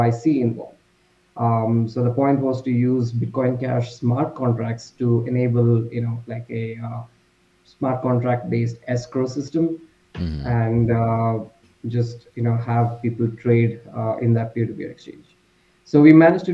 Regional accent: India; I'm from India

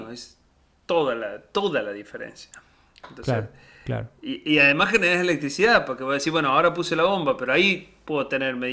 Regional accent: southern Córdoba, Argentina; yo que me crié en Córdoba, en el sur de Córdoba

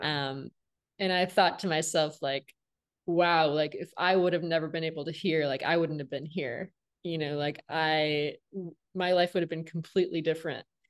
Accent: Flint, Michigan, United States; now in Los Angeles, United States; I'm from Flint, Michigan

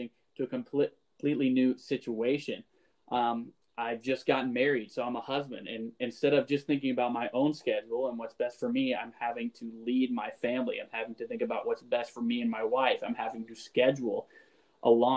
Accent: Florida, United States; moved away as an adult; now in Wisconsin, United States; I'm from Florida

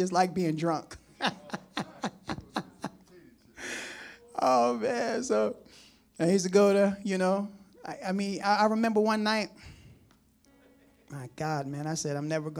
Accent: United States; we're from New Jersey, New York. We eat pizza a certain way

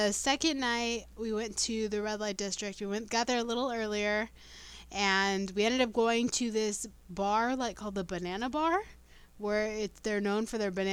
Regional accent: United States; We're American

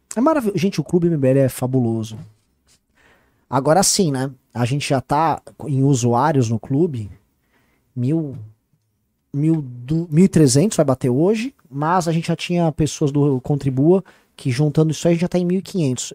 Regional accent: São Paulo, Brazil; eu sou paulista

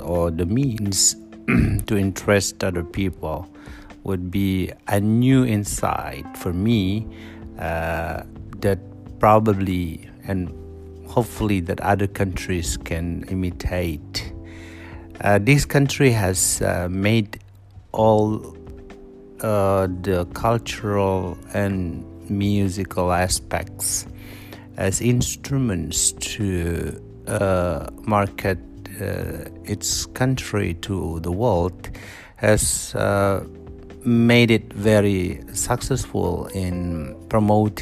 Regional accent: Indonesia; moved away as an adult; now in South Korea; I'm from Indonesia.

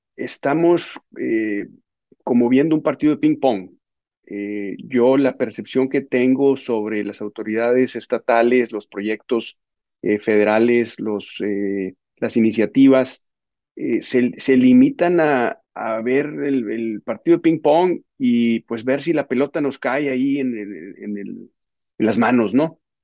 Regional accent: Mexico; nuestra labor como mexicanos orgullosos

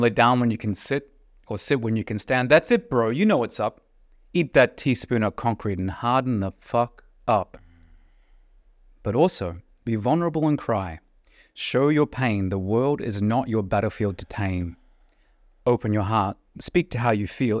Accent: New Zealand; I grew up in New Zealand

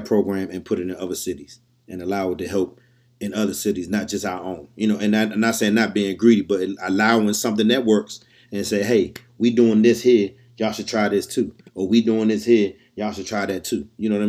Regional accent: Washington, District of Columbia, United States; we from D.C. Oh, we're part Southeast

